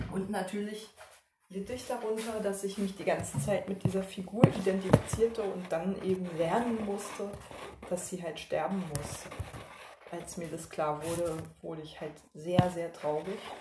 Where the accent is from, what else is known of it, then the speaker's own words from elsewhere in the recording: East Germany, Germany; ich als Ostdeutsche